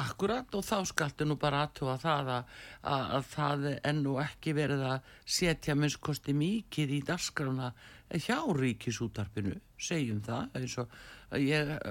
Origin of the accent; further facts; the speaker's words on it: Iceland; við erum með Íslendingar